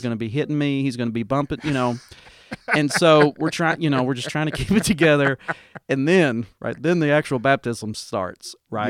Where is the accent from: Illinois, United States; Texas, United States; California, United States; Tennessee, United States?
Tennessee, United States; Dover; kind of a rural church in my hometown, Dover, Tennessee